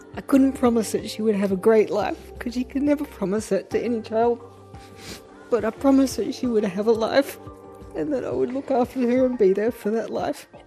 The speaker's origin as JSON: {"language": "English", "town": "Sydney", "region": "New South Wales", "country": "Australia", "tie": "born or raised there", "also_born_or_lived": "Saigon, Vietnam / Fairfield", "said": "growing up in Cabramatta"}